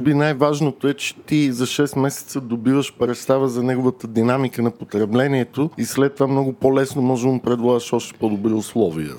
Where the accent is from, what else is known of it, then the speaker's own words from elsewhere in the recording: Bulgaria; ние като българи